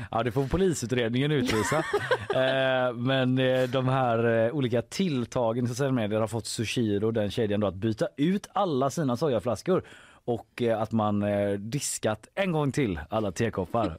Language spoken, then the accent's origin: Swedish; Gothenburg, Västra Götaland, Sweden; man själv som göteborgare